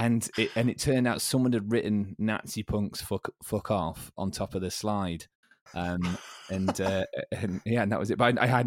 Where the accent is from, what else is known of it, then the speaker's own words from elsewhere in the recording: Derby, East Midlands, United Kingdom; I was from the city centre, Green Lane, in all its glory